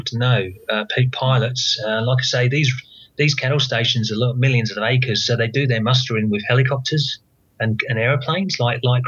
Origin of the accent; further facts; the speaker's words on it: England, United Kingdom; now in Australia; I'm from England